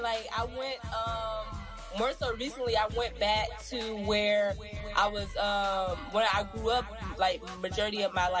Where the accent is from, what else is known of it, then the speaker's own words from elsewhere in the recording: Atlanta, Georgia, United States; I'm from Atlanta. I'm born and raised in Atlanta.